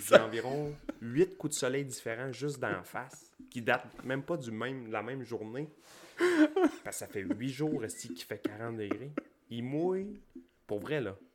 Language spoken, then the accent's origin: French; Gaspésie, Quebec, Canada; On vient du fin fond de la Gaspésie, d'un rang